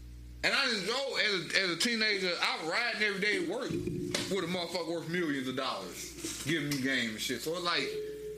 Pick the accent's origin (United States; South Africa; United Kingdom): United States; Chicago, Illinois; I'm K Town though.